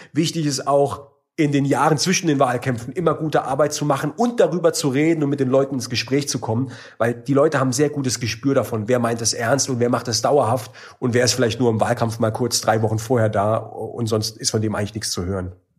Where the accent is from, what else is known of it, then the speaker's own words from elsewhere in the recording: Heidelberg, Baden-Württemberg, Germany; in Heidelberg, wo ich herkomme